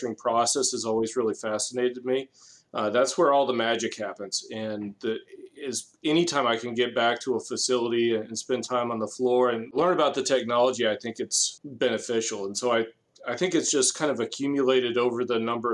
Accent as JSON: {"language": "English", "town": "Cumming", "region": "Georgia", "country": "United States", "tie": "born or raised there", "also_born_or_lived": "New Orleans", "said": "I grew up in Cumming, Georgia, which is around 10, 15 miles north of our Alpharetta office."}